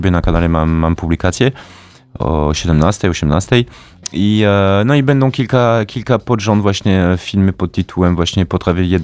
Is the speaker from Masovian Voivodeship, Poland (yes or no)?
no; Kraśnik, Lublin Voivodeship, Poland; jestem z Kraśnika.